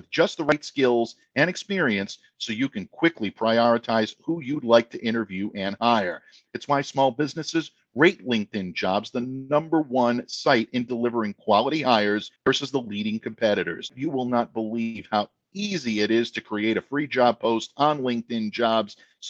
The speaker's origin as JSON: {"language": "English", "region": "Rhode Island", "country": "United States", "tie": "born or raised there", "said": "Donald is from my home state."}